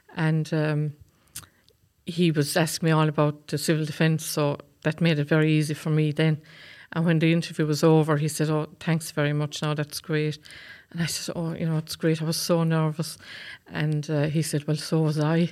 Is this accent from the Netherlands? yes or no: no; County Waterford, Munster, Ireland; I come from Cashmore in County Waterford.